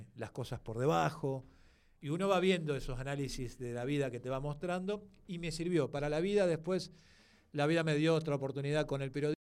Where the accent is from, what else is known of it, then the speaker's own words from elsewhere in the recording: La Plata, Buenos Aires Province, Argentina; soy de la ciudad de La Plata.